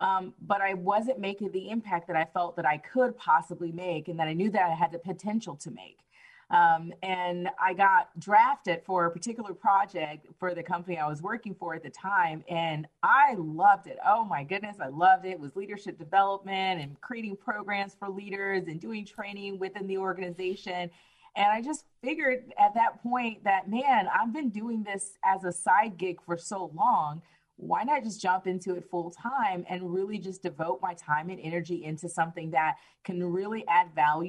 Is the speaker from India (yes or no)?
no; Belgium; also born or lived in Miami, Florida; I was born in Miami, Florida, but my father was in the military for over 20 some odd years. He retired from the military. So I spent my adolescent through teenage years growing up overseas in Belgium, and landed here.